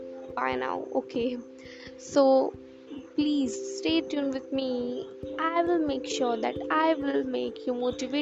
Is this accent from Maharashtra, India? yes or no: yes; Nagpur, Maharashtra, India; from Muttibore, Nagpur, a 10th class girl